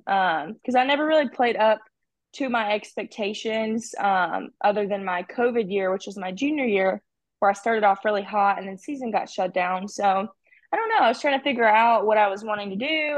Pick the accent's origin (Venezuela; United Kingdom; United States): United States; Alabama; That was my home state